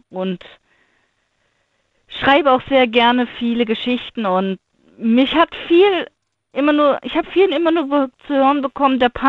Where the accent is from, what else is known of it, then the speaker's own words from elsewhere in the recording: Thuringia, Germany; Und weil ich bin ursprünglich aus Thüringen, deswegen.